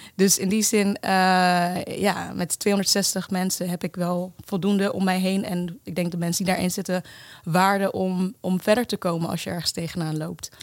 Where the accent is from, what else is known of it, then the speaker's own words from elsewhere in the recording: The Hague, South Holland, Netherlands; also born or lived in Kenya; geboren in Kenia en op mijn tweede met mijn moeder naar Nederland verhuisd, naar Den Haag. Um, daar inderdaad de Nederlandse school en ja, gewoon een, een redelijk normale jeugd